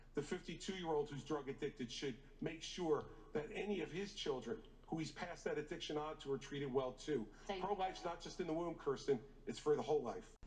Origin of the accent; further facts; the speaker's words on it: New Jersey, United States; In my home state of New Jersey